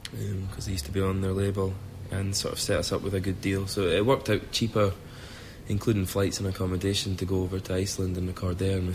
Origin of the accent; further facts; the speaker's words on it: Scotland, United Kingdom; accent: Scottish; being Scottish doesn't. I never think about being Scottish.